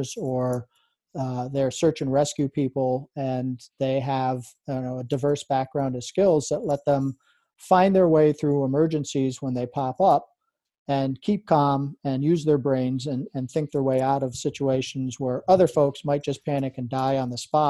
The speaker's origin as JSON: {"language": "English", "area": "Adirondack Mountains", "region": "New York", "country": "United States", "tie": "born or raised there", "said": "as a kid, I grew up in and around the Adirondack Mountains"}